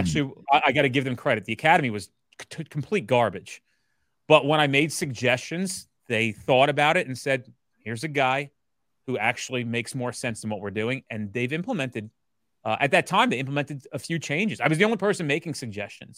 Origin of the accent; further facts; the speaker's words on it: New Jersey, United States; I'm from Jersey